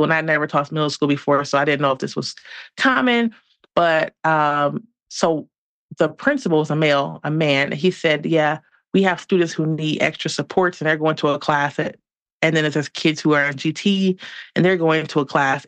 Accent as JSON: {"language": "English", "town": "Detroit", "region": "Michigan", "country": "United States", "moved": "as an adult", "lives_now": "Denver, United States", "said": "I'm originally from Detroit."}